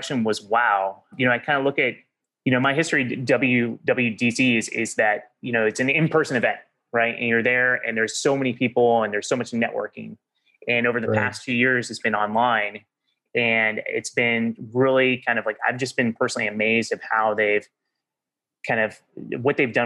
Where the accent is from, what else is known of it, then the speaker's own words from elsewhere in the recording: Oklahoma, United States; moved away as an adult; also born or lived in Mountain View, California; I grew up in Oklahoma, went to school at Oklahoma State